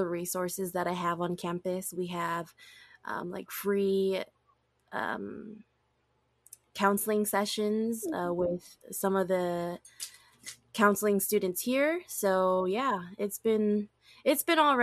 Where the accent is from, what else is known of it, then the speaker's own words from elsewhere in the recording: Oahu, Hawaii, United States; first language English; moved away as an adult; also born or lived in California / Oregon; I was born and raised on Oahu, and I've lived on the island my whole life up until I graduated high school